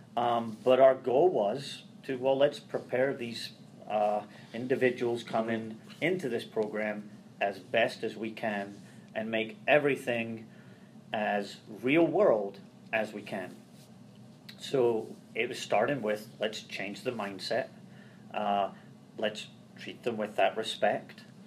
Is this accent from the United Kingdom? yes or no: yes; Scotland, United Kingdom; moved away as an adult; now in Ohio, United States; Growing up in Scotland